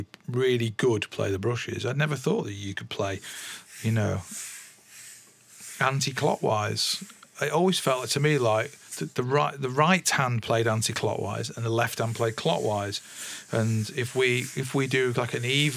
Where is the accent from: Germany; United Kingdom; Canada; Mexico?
United Kingdom; England; I'm English